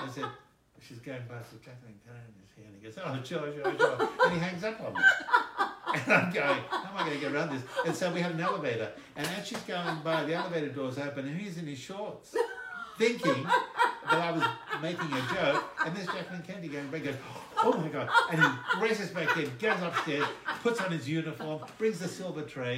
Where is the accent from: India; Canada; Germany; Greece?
Greece; now in United States